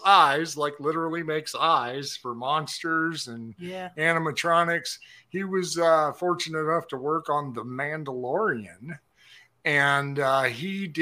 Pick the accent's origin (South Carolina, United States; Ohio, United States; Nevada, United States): Nevada, United States; Las Vegas; moved away as an adult; now in Wichita, United States; I'm from Vegas, but I grew up, you know, driving on dirt roads.